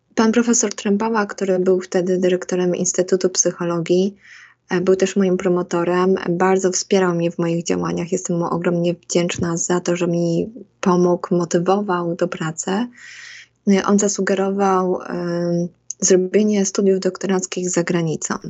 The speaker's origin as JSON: {"language": "Polish", "town": "Łosośnica", "country": "Poland", "tie": "born or raised there", "also_born_or_lived": "Bydgoszcz", "moved": "as an adult", "lives_now": "United States", "said": "wychowując się takiej małej miejscowości"}